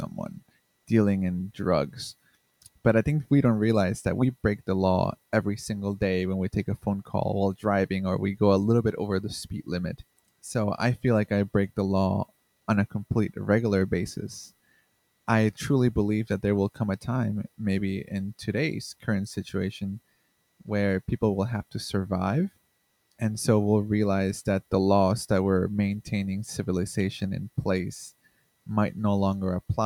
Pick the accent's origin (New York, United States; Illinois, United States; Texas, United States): Illinois, United States; Chicago; I'm a director of photography, and I am from Chicago